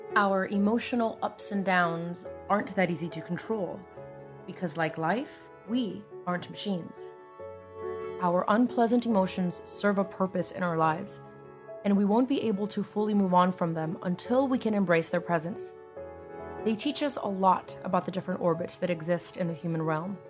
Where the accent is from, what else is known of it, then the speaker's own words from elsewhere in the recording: United States; Growing up in the United States